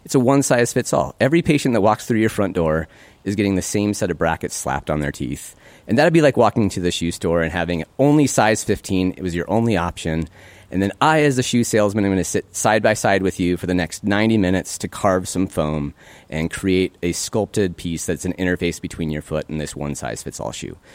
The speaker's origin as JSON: {"language": "English", "town": "Great Falls", "region": "Montana", "country": "United States", "tie": "born or raised there", "also_born_or_lived": "Minnesota", "moved": "as an adult", "said": "one of the closest dental schools to where I grew up, fourteen hours away from Great Falls"}